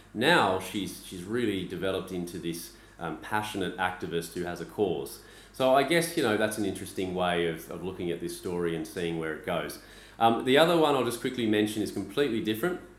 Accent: Australia; moved away as an adult; now in Beijing, China; I'm Australian

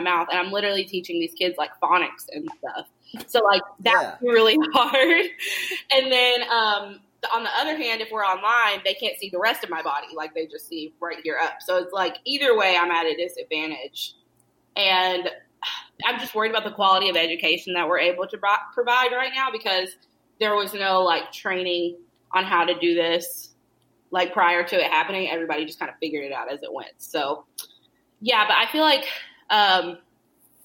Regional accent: Lexington, Kentucky, United States; also born or lived in Whitesburg, Kentucky / Isom, Kentucky / Louisville, Kentucky; I grew up, I was born in Weisberg, right? And then I lived with my mom in Lexington until I was, like, 11. And then because of, like, some weird family stuff with my mom, I ended up moving with my grandma and my papaw, and they lived in Isom

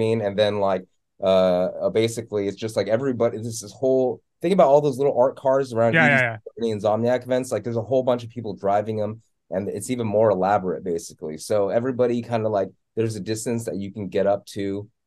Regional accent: West Covina, California, United States; also born or lived in Monterey Park / Kuala Lumpur / Taipei; I grew up in West Covina and Covina and San Dimas area, basically East SGV, you know. I was born in Monterey Park

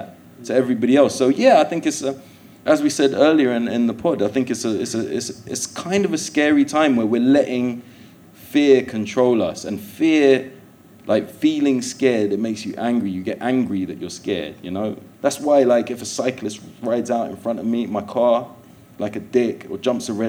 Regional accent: London, United Kingdom; I was born in Willesden

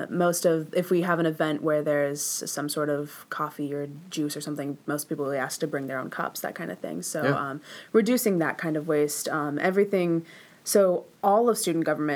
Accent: Terre Haute, Indiana, United States; I'm originally from Terre Haute, Indiana

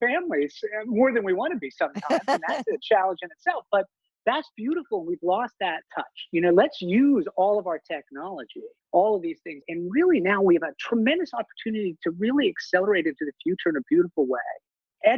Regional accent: Maine, United States; moved away; growing up in Maine, in a rural community, we have long winters

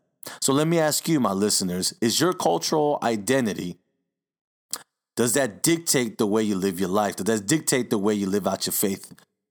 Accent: Los Angeles, California, United States; Now, I grew up in Koreatown. I grew up where it's predominantly Mexican, a Salvadorian.

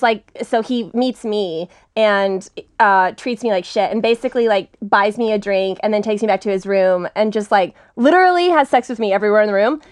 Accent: Texas, United States; now in Los Angeles, United States; I'm from Texas. I moved to L

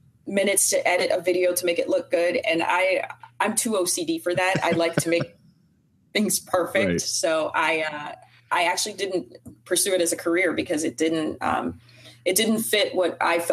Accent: Brazil; moved away; also born or lived in Florida; I was born in Brazil

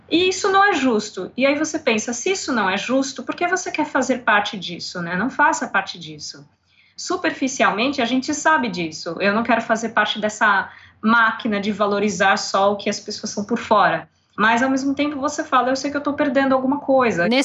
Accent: São Paulo, Brazil; eu sou escritora, tradutora do inglês para o português, revisora de textos, sou de São Paulo e vou fazer 38 anos depois de amanhã.

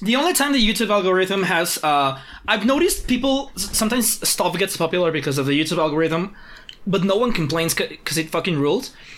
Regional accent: Mexico City, Mexico; we're from Mexico City where things are weird

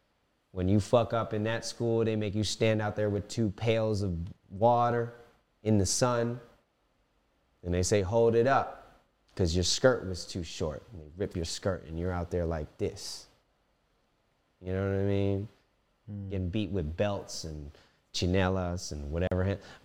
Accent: Philippines; Ako is me. Pinoy is Filipino. I am Filipino.

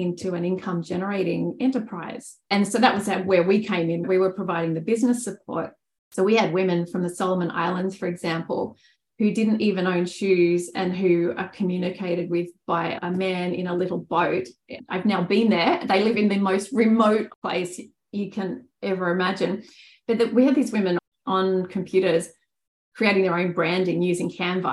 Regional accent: Australia; as an Australian

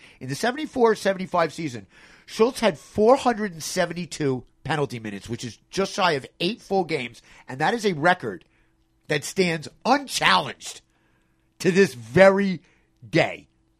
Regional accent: Philadelphia, Pennsylvania, United States; I'm from Philadelphia. You know, it's a whole band of crazy nuts comes from.

